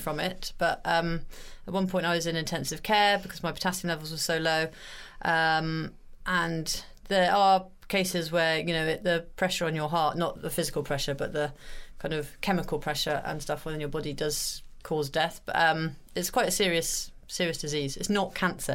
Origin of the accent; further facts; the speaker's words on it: Hereford, West Midlands, United Kingdom; I'm from Hereford